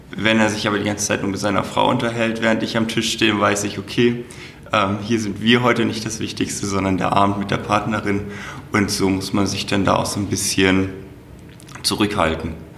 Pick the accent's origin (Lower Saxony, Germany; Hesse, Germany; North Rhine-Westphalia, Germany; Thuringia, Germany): Lower Saxony, Germany; Hanover; moved away as an adult; also born or lived in Black Forest; now in Franconia, Germany; Ich bin gebürtiger Hannoveraner